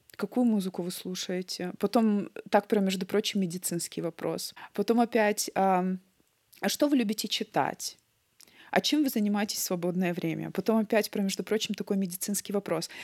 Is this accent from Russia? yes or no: yes; Vladikavkaz, North Ossetia–Alania, Russia; first language Russian and Ossetian; moved away as an adult; also born or lived in Astrakhan; now in Düsseldorf, Germany; Я родом из Северной Осетии, мне сейчас 33 года.